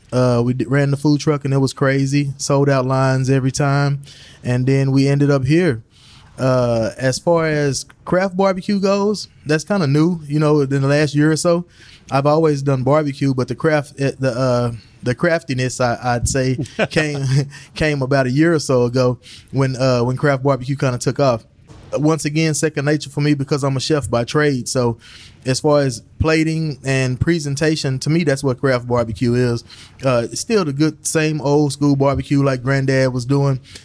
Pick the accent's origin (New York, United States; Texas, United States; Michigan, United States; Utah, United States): Texas, United States; Fort Worth; I'm from the South Side, so this is home for me. Born and raised on Powell Avenue